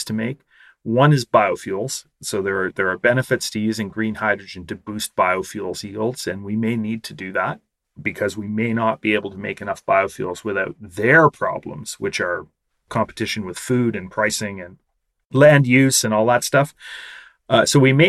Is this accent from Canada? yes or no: yes; Canada; my home country, Canada.